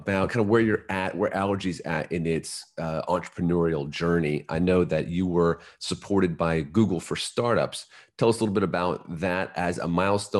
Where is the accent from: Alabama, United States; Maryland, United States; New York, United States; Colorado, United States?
Maryland, United States; Baltimore; coming from Baltimore